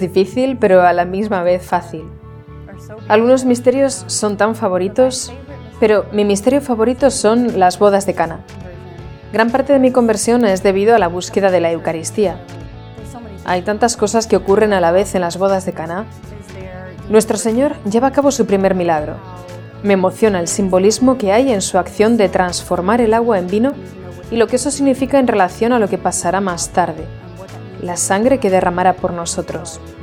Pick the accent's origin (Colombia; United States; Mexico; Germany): United States; Jacksonville, Florida; soy de Jacksonville, Florida, Estados Unidos